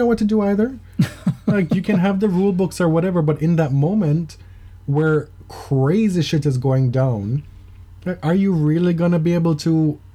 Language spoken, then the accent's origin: English; Jamaica; moved away; growing up in Jamaica and living in a third world country